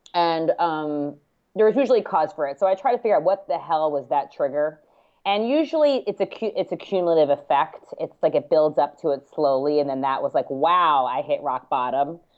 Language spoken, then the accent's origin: English; New York, United States; I'm bi-coastal, but I grew up in New York